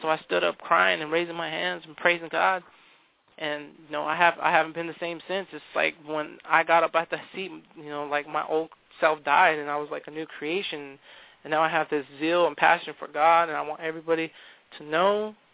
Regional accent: California, United States; moved away; we come from California. Um, we grew up in uh, Calvary Chapel uh, over in California

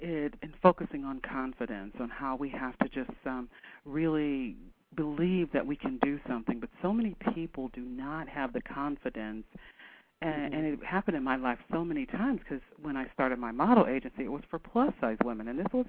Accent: Canton, Ohio, United States; And we're talking about from Canton, Ohio. It's not quite the fashion capital of the world.

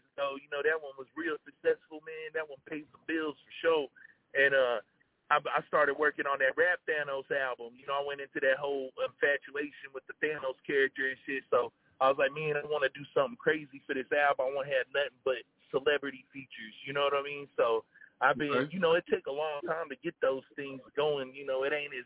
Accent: Detroit, Michigan, United States; I'm from Detroit

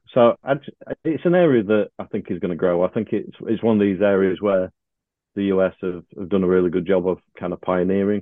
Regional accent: United Kingdom; we're British

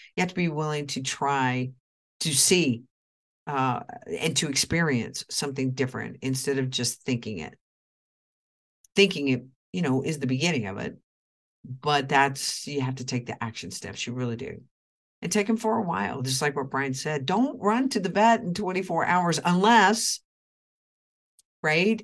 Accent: Oklahoma, United States; moved away; my hometown of Oklahoma

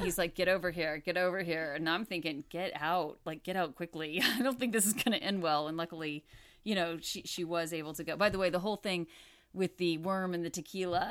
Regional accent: Houston, Texas, United States; I grew up in Houston. I was in Houston at the time that they filmed this

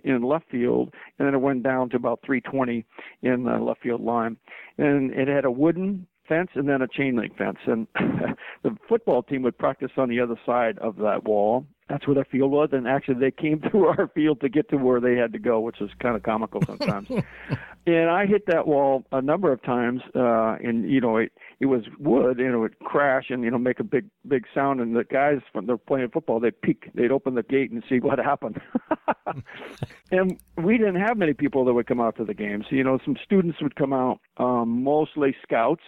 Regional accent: Chicago, Illinois, United States; I was born in Chicago, and I used to go to Comiskey quite a bit as a kid

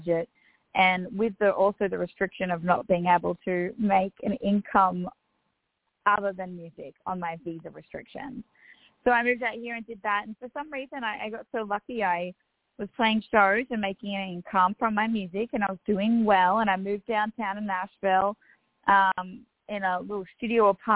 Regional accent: Australia; accent: Australian Bogan; also born or lived in Louisville, Kentucky; a sweet little Aussie redneck

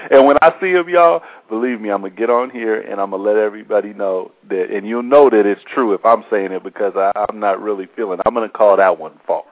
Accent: Seattle, Washington, United States; I'm from Seattle also. I lived here my whole life.

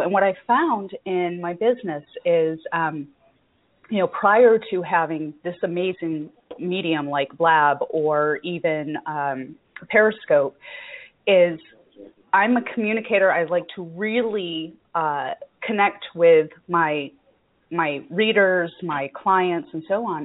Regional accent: United States; being American, born and raised

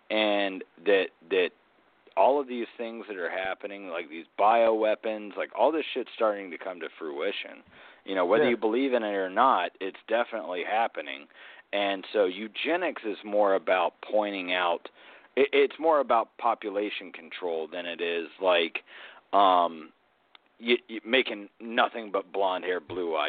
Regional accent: Georgia, United States; About an hour and a half from where I grew up in Georgia, you know, we got Jekyll Island

